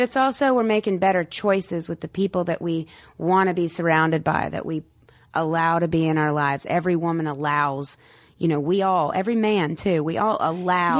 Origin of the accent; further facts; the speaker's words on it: North Carolina, United States; also born or lived in Morehead City, North Carolina; now in Los Angeles, United States; I'd go home. I'd go back to North Carolina